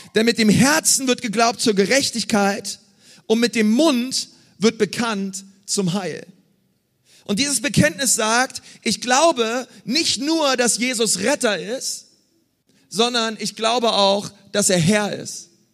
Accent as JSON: {"language": "German", "region": "Berlin", "country": "Germany", "tie": "born or raised there", "said": "Ich bin in Berlin groß geworden."}